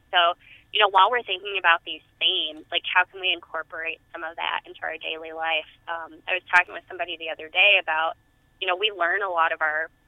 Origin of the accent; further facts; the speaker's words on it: Tennessee, United States; I grew up in Tennessee, where you know a lot of our vegetables were fried